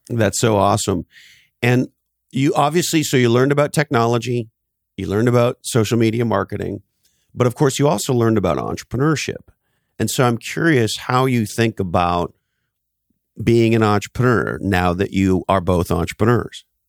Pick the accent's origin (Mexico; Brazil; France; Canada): Canada; moved away; I grew up in Canada